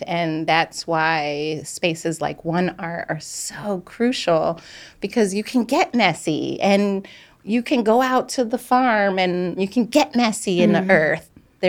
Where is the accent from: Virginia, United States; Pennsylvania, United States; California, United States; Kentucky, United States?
Pennsylvania, United States; Philadelphia; I was born in Germantown.